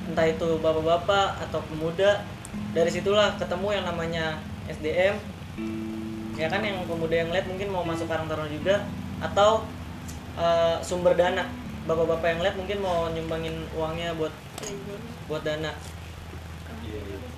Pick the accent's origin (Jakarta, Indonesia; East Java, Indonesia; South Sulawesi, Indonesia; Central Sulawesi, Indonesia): Jakarta, Indonesia; Ulujami; apalagi gue emang dulu lahir di sini di Ulu Jami uh, eh, gue balik tinggal ke Cipulir uh, umur gue 2 tahun pas umur uh, eh, SD kelas 2 gue balik lagi ke sini